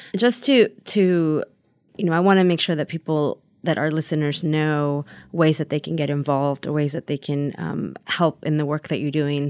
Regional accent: Taxco, Guerrero, Mexico; now in Los Angeles, United States; in my hometown of Tasco.

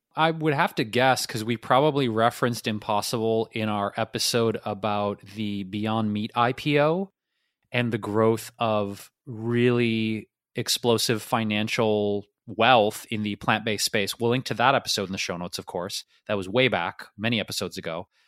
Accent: Detroit, Michigan, United States; moved away; where I grew up in Detroit

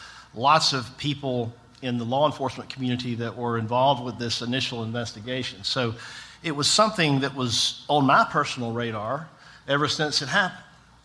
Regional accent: Tifton, Georgia, United States; moved away as an adult; also born or lived in Atlanta area; now in Atlanta, United States; I grew up in South Georgia in Tifton

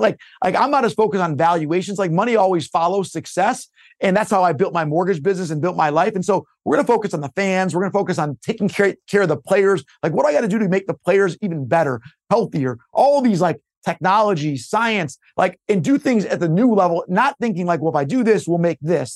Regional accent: Detroit, Michigan, United States; I'm, I'm from Detroit. I li-, still live here with my three kids in, in Michigan. The Detroit Pistons was always, like, my team growing up.

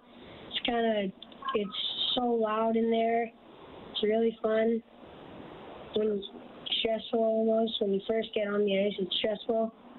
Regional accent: Airdrie, Alberta, Canada; I'm from Airdrie, Alberta.

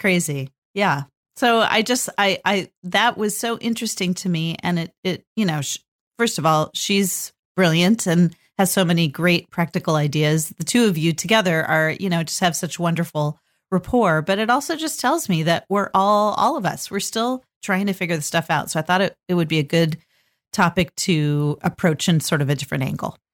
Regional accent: California, United States; now in Portland, United States; I grew up in California and nobody had basements

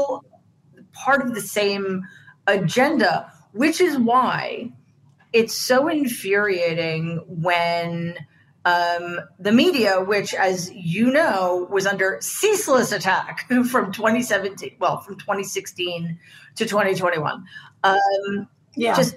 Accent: New York City, New York, United States; I grew up in Queens

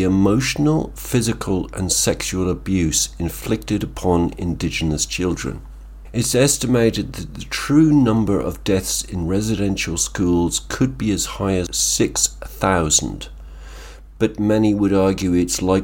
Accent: Ireland; I'm Irish

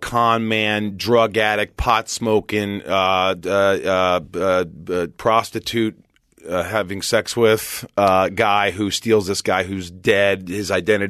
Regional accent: Indiana, United States; also born or lived in New York; now in California, United States; I grew up in Indiana, even though I was born in New York

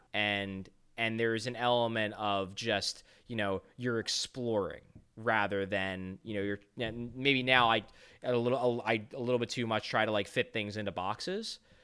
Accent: United States; we are American, we grew up here

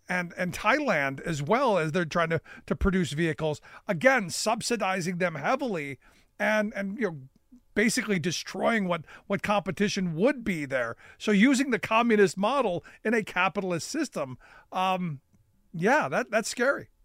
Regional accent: Cleveland, Ohio, United States; my hometown of Cleveland

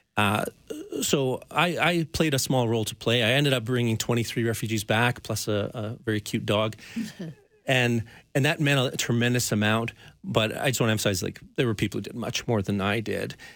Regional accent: Canmore, Alberta, Canada; now in Calgary, Canada; where I grew up in Canmore

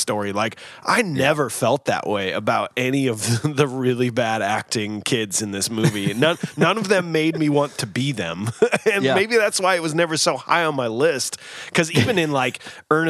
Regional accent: Missouri, United States; I grew up in Missouri

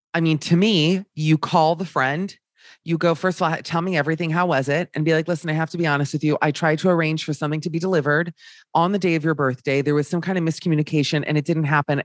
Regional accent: Miami, Florida, United States; Being Jewish, uh, we and growing up in Miami

